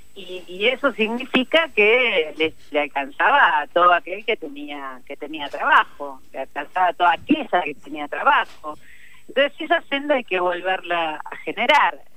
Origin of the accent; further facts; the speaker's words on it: Argentina; como argentinos y argentinas, como pueblo